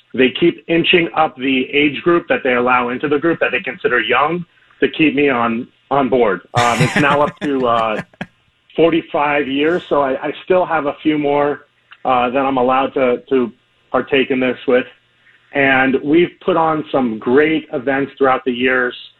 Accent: Miami, Florida, United States; I grew up here in Miami and came back very soon after college

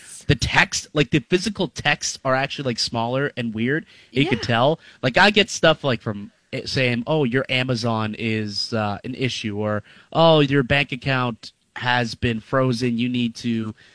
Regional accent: Niagara Falls, Ontario, Canada; I'm from Niagara

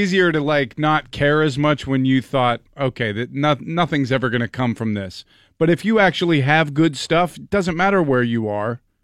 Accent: the East, Pennsylvania, United States; also born or lived in South Hills, Pittsburgh; I grew up in the East

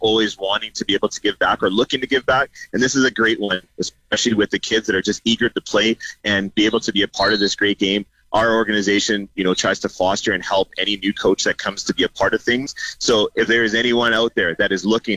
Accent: Canada; Canadians in our country

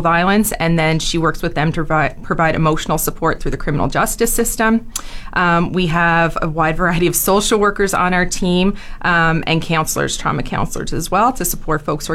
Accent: Cape Breton, Nova Scotia, Canada; moved away as an adult; now in Fort McMurray, Canada; my parents worked out here in the 80s, but I am a Cape Breton girl, so I was actually raised in Cape Breton

